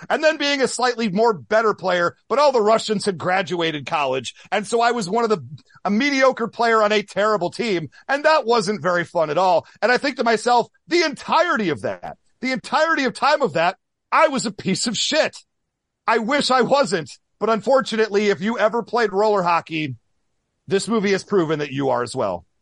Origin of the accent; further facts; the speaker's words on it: Midwest, United States; growing up in the Midwest